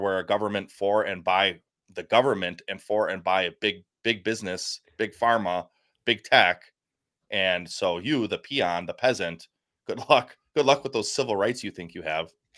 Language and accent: English; United States; I'm American.